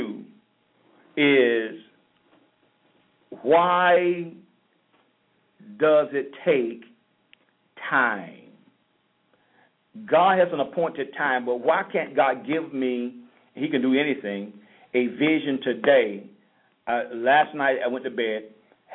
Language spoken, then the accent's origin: English; St. Petersburg, Florida, United States; moved away as an adult; now in South Florida, United States; I'm from St. Petersburg